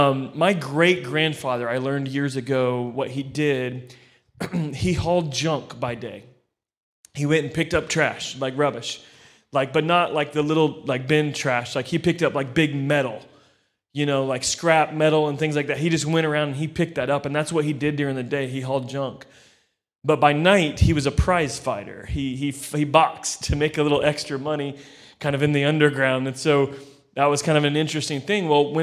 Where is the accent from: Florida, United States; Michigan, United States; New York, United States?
Florida, United States; I come from Florida in the States.